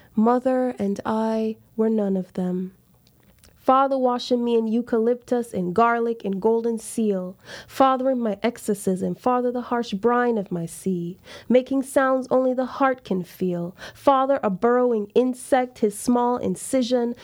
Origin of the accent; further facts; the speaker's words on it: Montego Bay, Saint James, Jamaica; moved away as an adult; also born or lived in Charlottesville, Virginia / Los Angeles, California; I grew up in Jamaica, Rastafarian